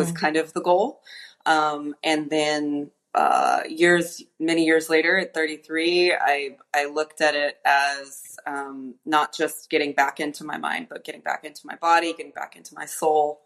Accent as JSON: {"language": "English", "town": "Los Angeles", "region": "California", "country": "United States", "tie": "born or raised there", "moved": "as an adult", "lives_now": "Puerto Vallarta, Mexico", "said": "I grew up in Los Angeles"}